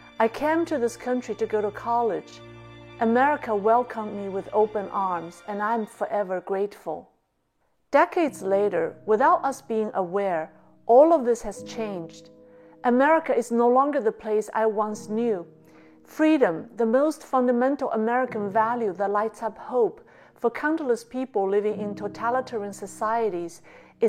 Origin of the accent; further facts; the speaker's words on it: China; now in United States; I was born in China during the Cultural Revolution. Growing up in communist China, I was taught to hate Confucius